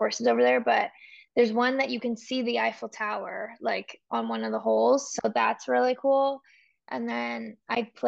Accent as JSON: {"language": "English", "region": "Oregon", "country": "United States", "said": "I'm from Oregon"}